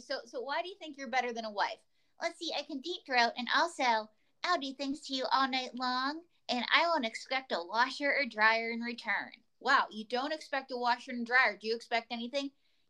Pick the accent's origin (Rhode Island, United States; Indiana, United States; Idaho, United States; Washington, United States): Idaho, United States; Pocatello; he's from my hometown of Pocatello, Idaho.